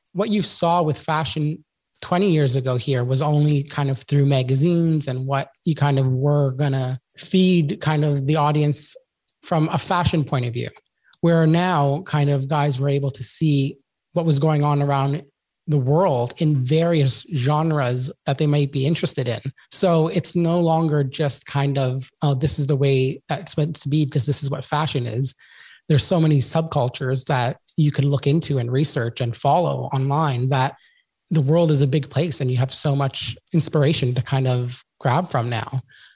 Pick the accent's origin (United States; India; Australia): Australia; Sydney, New South Wales; my hometown here in Sydney. When I started Sydney, it's a beach city.